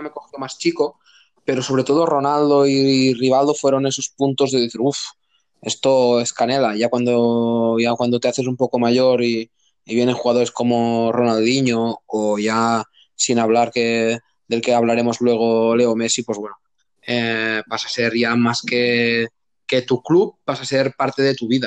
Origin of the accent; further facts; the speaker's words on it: Gandesa, Catalonia, Spain; soy de un pueblo de Cataluña, o sea, de, la provincia de Tarragona, que se llama Gandesa, un pueblo chiquitito